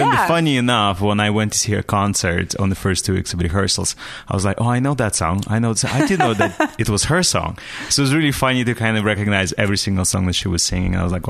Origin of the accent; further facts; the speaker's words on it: Russia; English is a second language; moved away as an adult; now in United States; I grew up in Russia, and at that time when I was growing up, foreign music was forbidden.